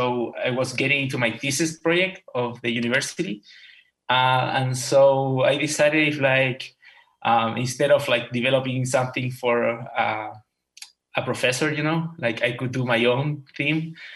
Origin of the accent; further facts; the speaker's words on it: Chile; moved away as an adult; now in Tampa, United States; I'm 30 years old. I'm an electrical engineer. I'm actually from Chile.